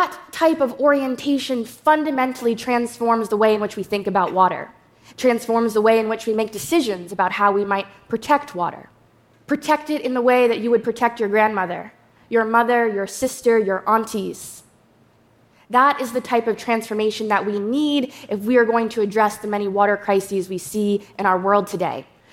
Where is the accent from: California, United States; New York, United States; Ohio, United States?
New York, United States; Akwe wanikasek … Hello, good day, everyone. I'm from the Shinnecock Nation.